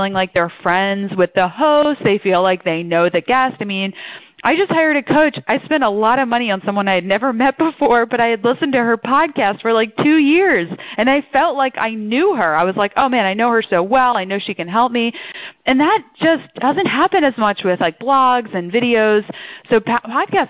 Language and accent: English; outside Philadelphia, Pennsylvania, United States; accent: mid-Atlantic; So I'm born and raised outside Philly.